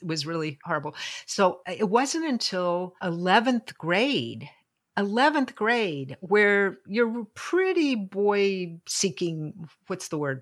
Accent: Lynchburg, Virginia, United States; They came to Lynchburg.

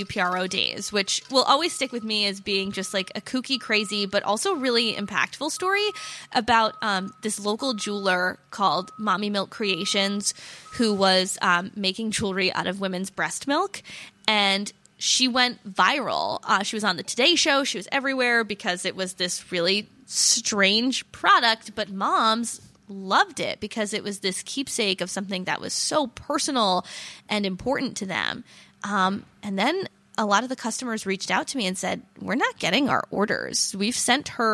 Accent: Warwick, Rhode Island, United States; I've lived here my whole life. I grew up in Warwick.

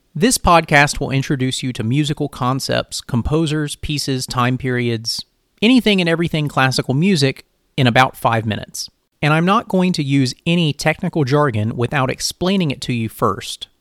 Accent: rural North Carolina, United States; I'm a Filipino American from rural North Carolina

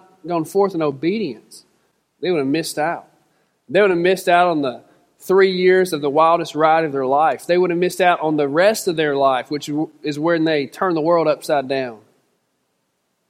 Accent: Central Mississippi, United States; I'm from Central Mississippi

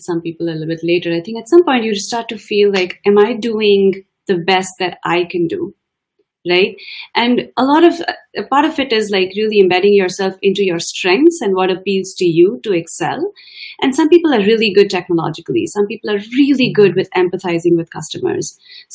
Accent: India; moved away as an adult; now in United States; I'm an Indian woman of color

